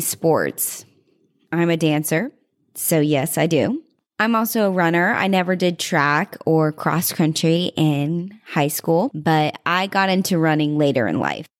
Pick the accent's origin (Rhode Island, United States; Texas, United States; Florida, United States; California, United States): Texas, United States; Fort Worth; now in Arizona, United States; I was born in Fort Worth, Texas.